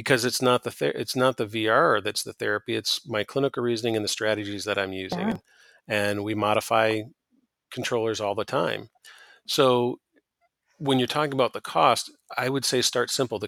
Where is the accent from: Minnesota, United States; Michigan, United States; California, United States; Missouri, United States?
Michigan, United States; I'm from Michigan